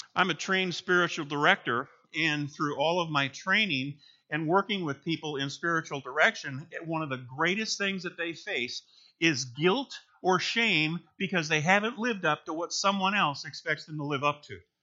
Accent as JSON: {"language": "English", "region": "Minnesota", "country": "United States", "tie": "born or raised there", "moved": "as an adult", "lives_now": "Michigan, United States", "said": "we grew up in Minnesota, and then in a career in the Army, we moved around"}